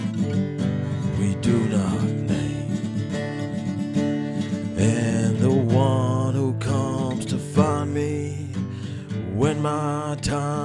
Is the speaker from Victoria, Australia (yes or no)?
yes; Ballarat, Victoria, Australia; Born and bred in Ballarat